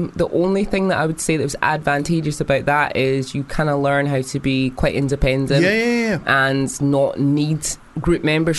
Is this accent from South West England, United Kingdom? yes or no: no; Edinburgh, Scotland, United Kingdom; accent: Scottish; moved away; I actually grew up in the west side of Edinburgh.